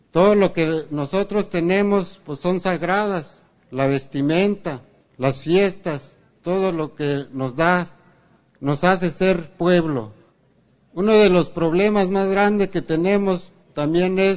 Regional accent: Mexico; Todos los que estamos aquí, los que somos de México, nos acordaremos de los acuerdos de San Andrés.

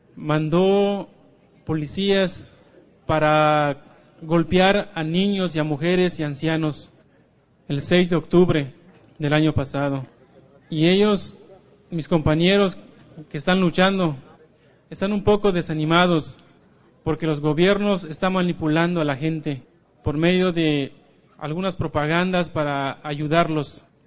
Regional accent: Yucatán Peninsula, Mexico; vengo de la península de Yucatán

